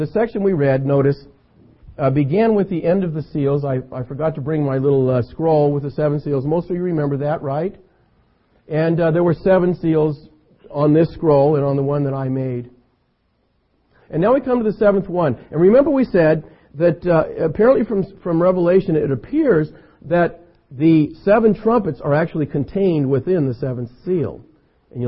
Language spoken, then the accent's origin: English; California, United States; I'm an American, I'm a Californian